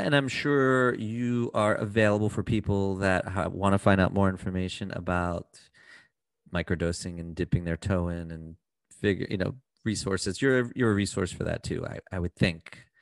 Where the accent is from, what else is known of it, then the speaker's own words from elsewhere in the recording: United States; I'm from America.